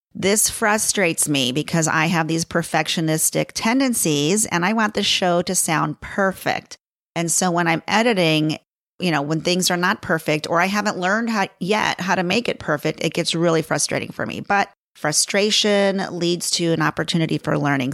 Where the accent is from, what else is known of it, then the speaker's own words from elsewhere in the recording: Chicago, Illinois, United States; accent: Chicago; moved away as an adult; now in Los Angeles, United States; My accent is, is a Chicago accent. I was born and raised in Chicago.